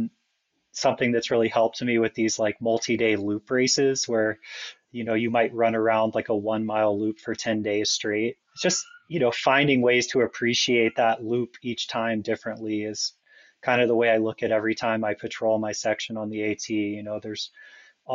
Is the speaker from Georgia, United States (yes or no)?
yes; Atlanta, Georgia, United States; I grew up in Atlanta, which, you know, is pretty close to Springer Mountain, the southern terminus